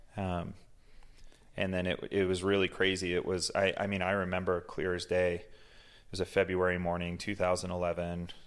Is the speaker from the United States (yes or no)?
yes; Massachusetts, United States; now in Utah, United States; I grew up in Massachusetts, um, raised by a single mom